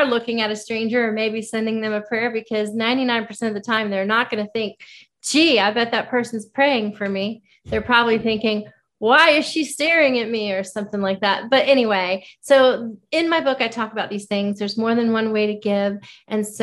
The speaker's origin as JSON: {"language": "English", "region": "Florida", "country": "United States", "tie": "born or raised there", "moved": "yes", "lives_now": "Nashville, United States", "said": "I'm originally from Florida. I grew up in Florida"}